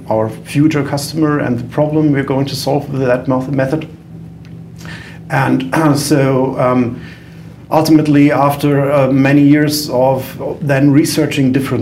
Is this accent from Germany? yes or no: yes; Germany; accent: German; English is a second language; we started our company at the University of Freiburg, which is in Germany